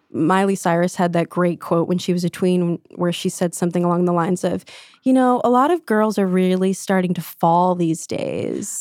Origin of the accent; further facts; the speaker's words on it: New Jersey, United States; I grew up in New Jersey, pretty secular town